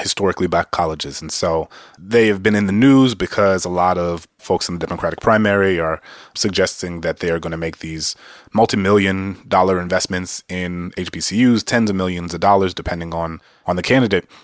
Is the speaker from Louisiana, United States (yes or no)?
yes; New Orleans, Louisiana, United States; Dillard University, which is a historically black university in my hometown